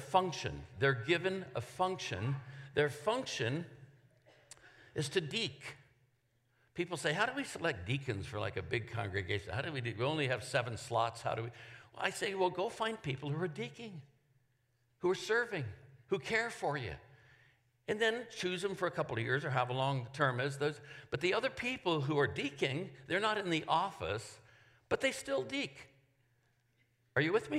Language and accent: English; Oakland, California, United States; I'm from Oakland, California.